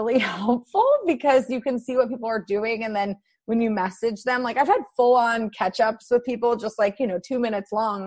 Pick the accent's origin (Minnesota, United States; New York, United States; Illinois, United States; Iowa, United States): Iowa, United States; Iowa City; also born or lived in Durham, North Carolina; now in Washington, D.C., United States; I grew up in Iowa City